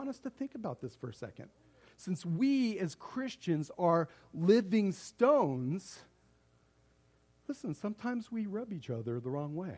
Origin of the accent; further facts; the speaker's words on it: Las Vegas, Nevada, United States; I grew up out here in Las Vegas